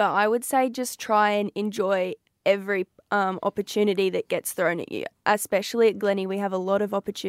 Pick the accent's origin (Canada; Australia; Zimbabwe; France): Australia; Proston, Queensland; I'm from Proston in the South Burnett.